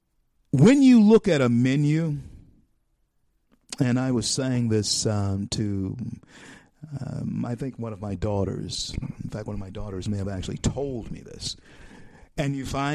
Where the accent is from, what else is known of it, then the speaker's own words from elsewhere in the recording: Shreveport, Louisiana, United States; here in my hometown, Shreveport, Louisiana